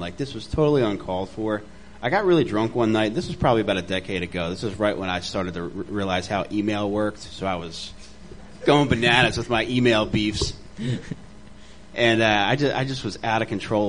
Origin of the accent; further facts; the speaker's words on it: Delaware County, Pennsylvania, United States; I'm from Delaware County